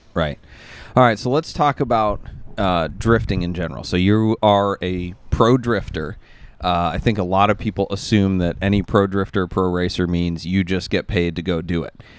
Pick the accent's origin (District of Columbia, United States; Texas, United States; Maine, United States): Maine, United States; moved away; Where I grew up in Maine